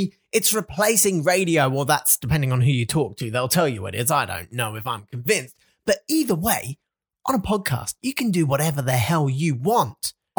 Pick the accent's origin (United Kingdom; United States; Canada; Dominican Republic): United Kingdom; England; now in Australia; I'm from England and my wife mocks me for how I pronounce certain words.